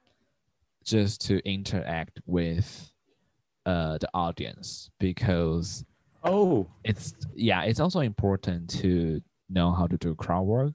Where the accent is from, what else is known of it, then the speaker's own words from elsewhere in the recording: Taiwan; English is a second language; moved away as an adult; also born or lived in Portland, Oregon / San Francisco; now in Taipei, Taiwan; we don't have Jewish in Taiwan